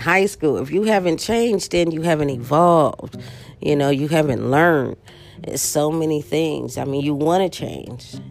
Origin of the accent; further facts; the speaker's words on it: Los Angeles, California, United States; moved away as an adult; now in Las Vegas, United States; Los Angeles because that's my hometown.